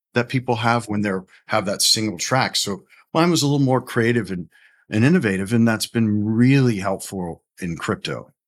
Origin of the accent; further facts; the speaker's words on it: Orlando, Florida, United States; also born or lived in New Haven, Connecticut; born a Yankee in New Haven, Connecticut, um, but essentially grew up in, in Orlando, Florida, in the Maitland Winter Park area